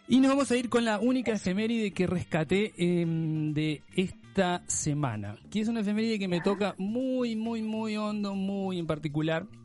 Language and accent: Spanish; Montevideo, Uruguay; now in Chile; en las calles de mi querida y hermosa Montevideo